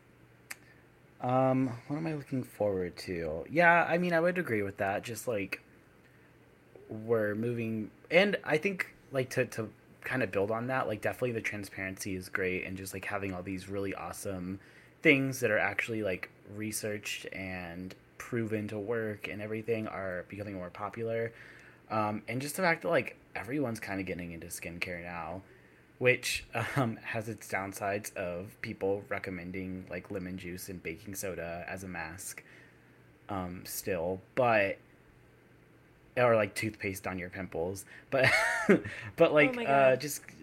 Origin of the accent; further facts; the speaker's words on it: Virginia, United States; I was born in Virginia, where it's, like, pretty cold winters